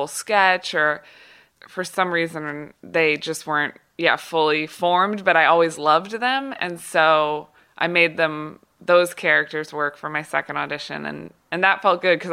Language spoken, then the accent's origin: English; Kansas City, United States; moved away as an adult; also born or lived in Los Angeles; I was from Kansas City